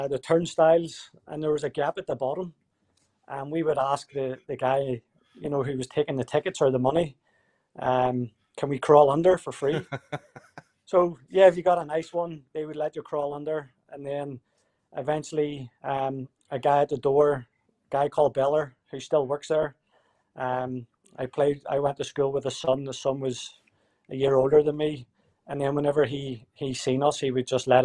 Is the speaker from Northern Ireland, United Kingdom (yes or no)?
yes; Belfast, Northern Ireland, United Kingdom; moved away as an adult; also born or lived in Canada; now in Winnipeg, Canada; growing up in Belfast, the area that I grew up